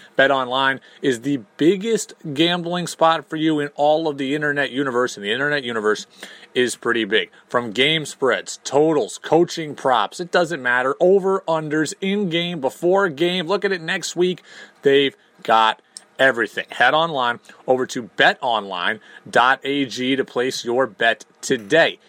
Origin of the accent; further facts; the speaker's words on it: Albany, New York, United States; I grew up in Albany